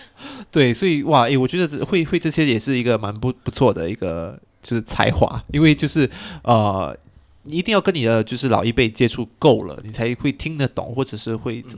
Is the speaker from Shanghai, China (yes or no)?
no; Chaozhou, Guangdong, China; 然后我们潮州人也去享受我们的芋泥，还有我们的呃五香吧，我是吃五香的啦。